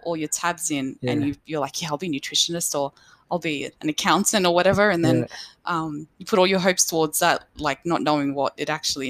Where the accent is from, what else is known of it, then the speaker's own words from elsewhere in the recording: Punchbowl, New South Wales, Australia; In Western Sydney. So I was born in Auburn Hospital, actually, but we were living in Punchbowl at the time.